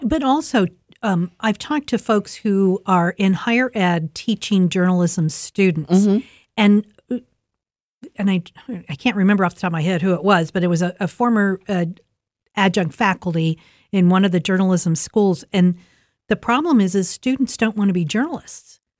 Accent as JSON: {"language": "English", "town": "Columbus", "region": "Ohio", "country": "United States", "tie": "born or raised there", "lives_now": "Delaware County, United States", "said": "I grew up in Linden"}